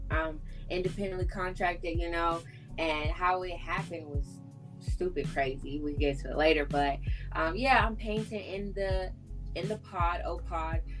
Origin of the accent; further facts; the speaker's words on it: Texas, United States; moved away as an adult; now in Atlanta, United States; I go by the High Priestess, and I am from Texas, as you can see.